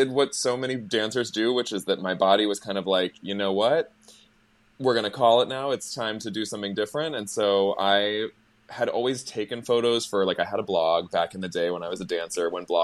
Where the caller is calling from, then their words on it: Beacon, New York, United States; Ooh, I'm actually calling from Beacon, New York.